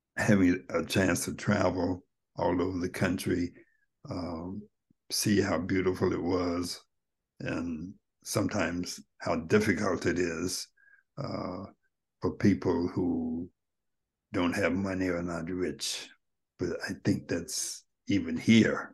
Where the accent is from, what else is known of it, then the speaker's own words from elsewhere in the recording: United States; I was from America